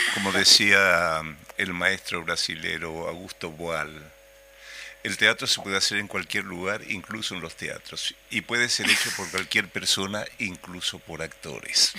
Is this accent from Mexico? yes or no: no; Paraguay; now in Uruguay; habiendo vivido tantos años acá en Uruguay, pues soy paraguayo